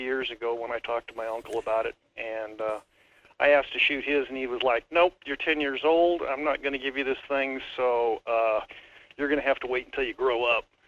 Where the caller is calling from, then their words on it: Wasilla, Alaska, United States; I'm calling from Watsilla